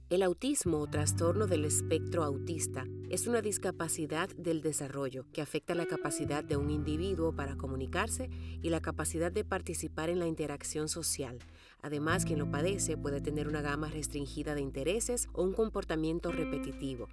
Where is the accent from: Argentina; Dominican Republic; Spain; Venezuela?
Dominican Republic; now in Seattle, United States; soy dominicana y desde mi pequeño estudio casero en Seattle